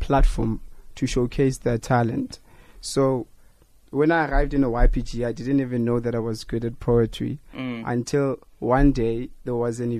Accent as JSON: {"language": "English", "town": "Johannesburg", "region": "Gauteng", "country": "South Africa", "said": "We are both from Diepkloof."}